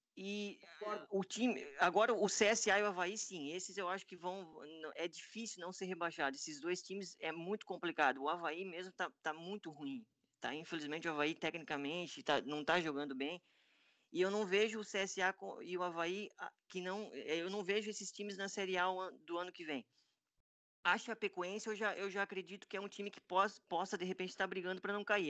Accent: Santa Catarina, Brazil; eu sou aqui, sou catarinense

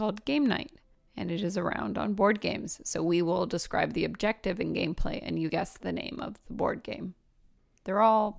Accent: Oregon, United States; I grew up in Oregon.

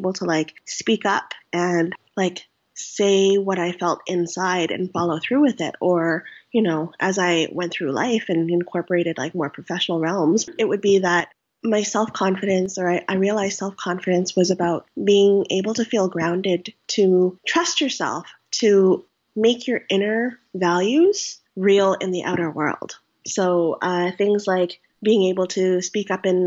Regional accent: Canada; I'm Vietnamese Canadian. I'm first generation.

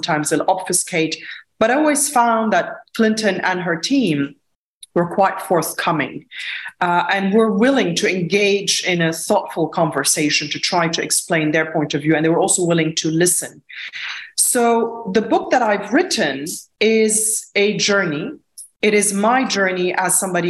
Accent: Lebanon; Growing up in Lebanon during a war

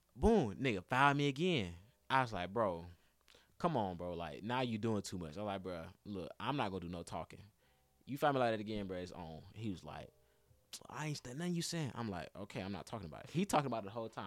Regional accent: Atlanta, Georgia, United States; also born or lived in Jackson, Tennessee; I'm, like, the only nigga from Atlanta

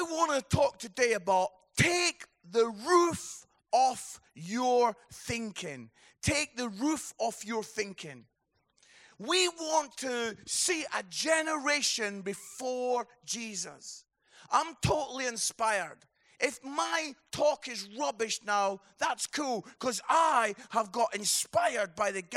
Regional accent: Scotland, United Kingdom; I am Scottish

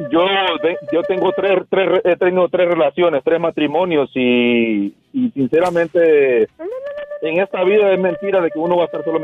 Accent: Honduras; Yo soy hondureño, Diva. Yo soy hondureño.

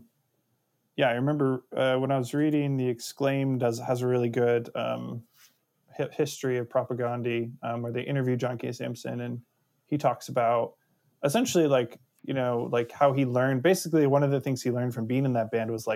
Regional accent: Brandon, Manitoba, Canada; now in Seattle, United States; I grew up in Brandon

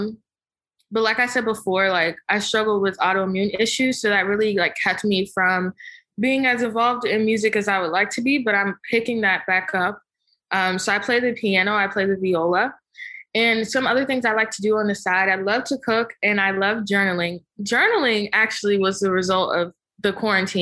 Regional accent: Prince George's County, Maryland, United States; also born or lived in Hughesville, Maryland; now in Tysons Corner, United States; So yeah, growing up, I grew up in PG County

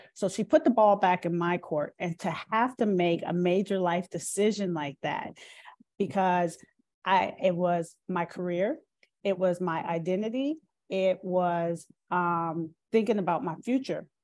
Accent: Minneapolis, Minnesota, United States; moved away; also born or lived in Pittsburgh / Maryland Eastern Shore; And I grew up in Minneapolis, Minnesota.

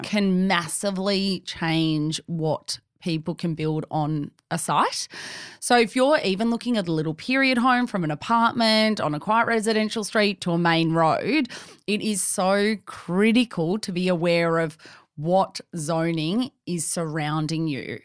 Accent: Melbourne, Victoria, Australia; Born and bred in Melbourne

